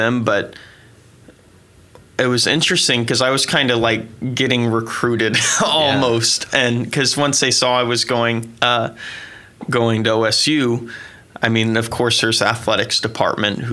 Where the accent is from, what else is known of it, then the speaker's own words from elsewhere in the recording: Oklahoma, United States; also born or lived in St. Louis, Missouri; I was born in St. Louis and moved to Oklahoma when I was like four.